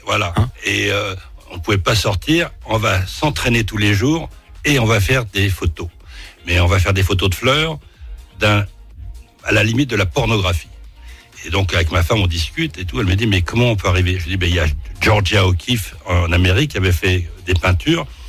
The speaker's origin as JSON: {"language": "French", "town": "Clichy-sous-Bois", "region": "Île-de-France", "country": "France", "tie": "born or raised there", "also_born_or_lived": "Paris", "said": "En étant né dans le sixième et en étant, euh, comment dire, euh, vécu à Clichy-sous-Bois, Montfermeil, je suis parisien."}